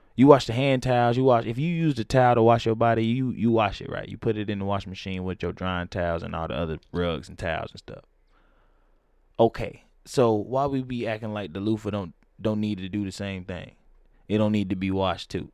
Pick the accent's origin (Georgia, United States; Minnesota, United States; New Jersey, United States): Georgia, United States; Atlanta; I'm from Atlanta